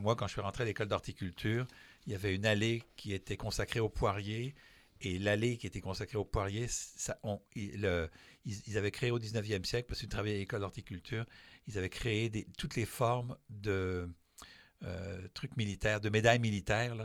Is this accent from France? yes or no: yes; France; moved away; je suis français